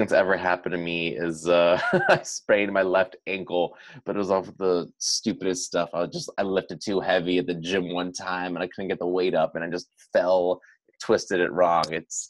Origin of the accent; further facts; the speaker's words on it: Orange County, Southern California, United States; moved away as an adult; now in Arizona, United States; I'm from Southern California originally, in Orange County, and I went to ASU for school, and I stayed out in Arizona. I'm going on 6 years out here now